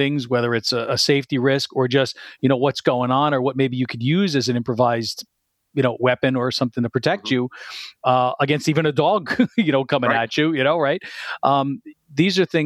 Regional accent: New Jersey, United States; I'm also a Jersey boy. I grew up in North Jersey

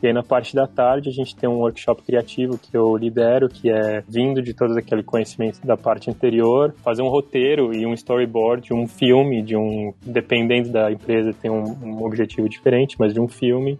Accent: São Paulo, Brazil; moved away as an adult; also born or lived in Australia / Stockholm, Sweden / London, United Kingdom / Berlin, Germany; Eu sou de São Paulo, nascido e cresci na capital

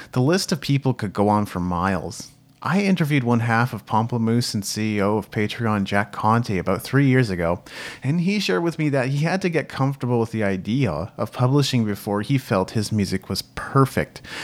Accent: Japan; moved away; I grew up in Japan, where people were community-minded and cared about their neighbor

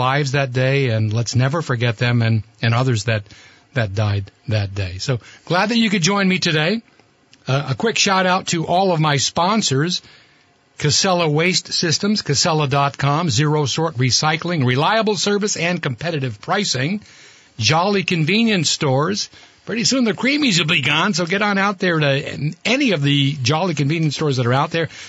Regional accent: Burlington, Vermont, United States; Kevin and I grew up in Burlington. You were a few years older than me. Anybody that grew up in Burlington in the '60s, you had to know a McLaughlin.

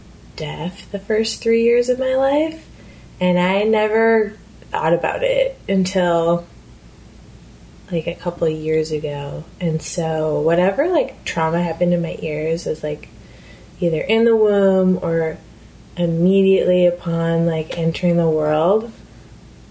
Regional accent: Midwest, United States; moved away as an adult; now in San Francisco, United States; I am from the Midwest, so street art isn't as big of a thing there, especially in smaller towns

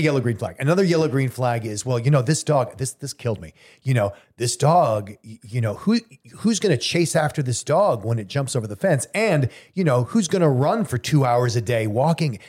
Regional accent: Southern California, United States; moved away; I grew up in Southern California. We were always comfortable.

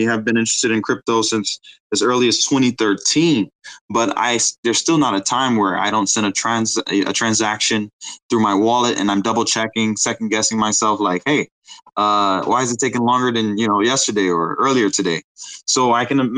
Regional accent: Detroit, Michigan, United States; now in Bali, Indonesia; I'm from Detroit, Michigan, USA, currently residing in Bali, Indonesia

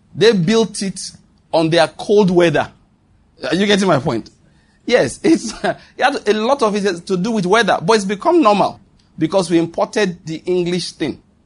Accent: Western Nigeria, Nigeria; I grew up in Western Nigeria, and I speak Yoruba very well.

